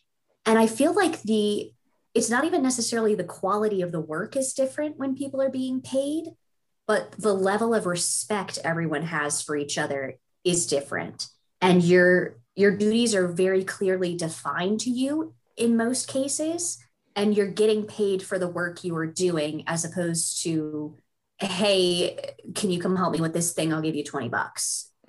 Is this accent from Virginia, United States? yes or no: yes; Richmond, Virginia, United States; I grew up in Richmond, just outside of it, south side.